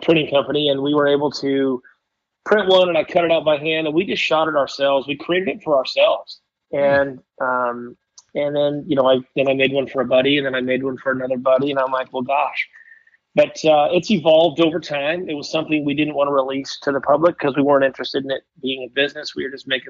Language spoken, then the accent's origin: English; Oregon, United States; moved away as an adult; also born or lived in Bend, Oregon / Willamette Valley, Oregon; now in Washington, United States; I grew up in Bend, Oregon, and, had a great life growing up, with my mom, my sister. We lived behind the baseball stadium, huge baseball guy. And, when I was 13 years old, we moved on, spent the rest of my years in the Willamette Valley in Oregon